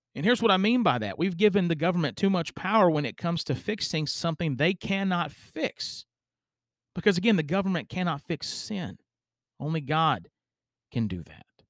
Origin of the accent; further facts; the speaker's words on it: United States; as an American citizen